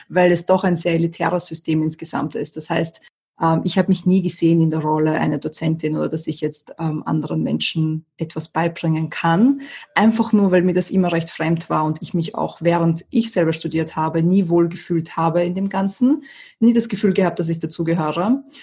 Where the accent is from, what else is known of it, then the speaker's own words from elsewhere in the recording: Austria; moved away; also born or lived in USSR; Ich bin nicht ähm, in Österreich geboren, ich bin in der UdSSR geboren und bin dann mit meinen Eltern nach Österreich gezogen und meiner Schwester.